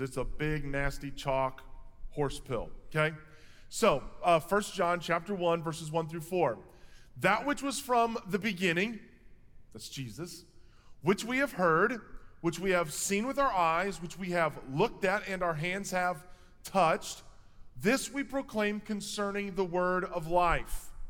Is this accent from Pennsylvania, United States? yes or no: no; Quincy, Illinois, United States; I'm from Quincy